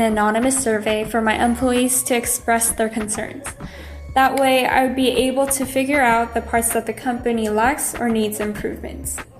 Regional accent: Taipei, Taiwan; I'm from Taipei.

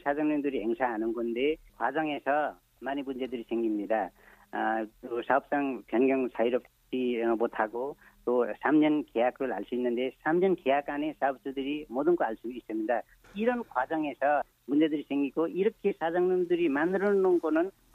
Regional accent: eastern Nepal, Nepal; Korean is a second language; now in South Korea; 저는 어, 네팔 어, 동쪽에 고땅이라는 어, 지역에 내 고향이고요. 네. 네 거기서 왔습니다.

